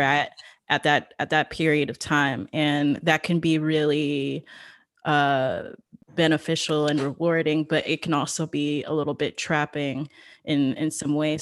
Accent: New York, United States; moved away as an adult; now in Los Angeles, United States; my hometown of new york

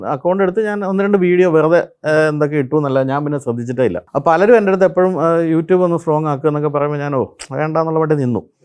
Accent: Pampady, Kerala, India; എന്റെ സ്വദേശം കോട്ടയത്തിനടുത്ത്

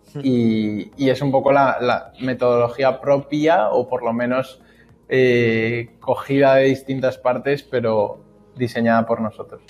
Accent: Spain; como españoles que yo, vamos, a mí yo estoy orgulloso de mi país

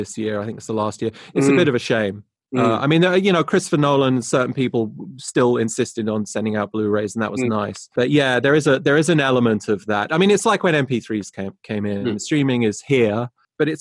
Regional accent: England, United Kingdom; now in United States; I'm English, but I consider myself an American sound guy

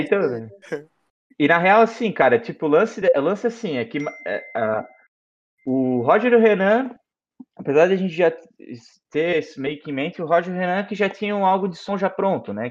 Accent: Blumenau, Santa Catarina, Brazil; como a gente é de Blumenau

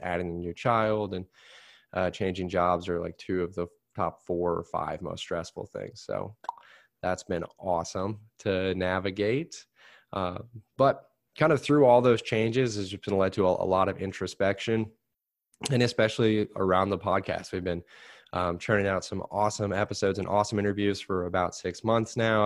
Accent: Plainfield, United States; I'm working in Plain Field now

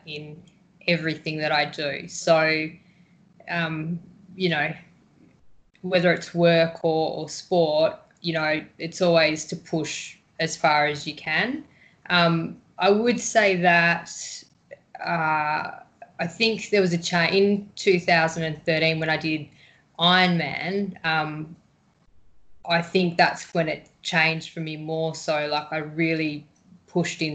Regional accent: Victoria, Australia; also born or lived in Fremantle, Western Australia; now in Western Australia, Australia; I'm from Victoria, so over there we row and it's quite nice weather. And when I came over here

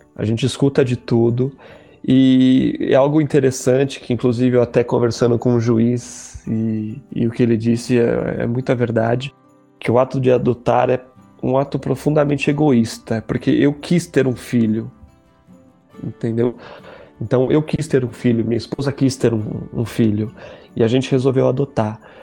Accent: São Paulo, Brazil; sou de São Paulo, capital

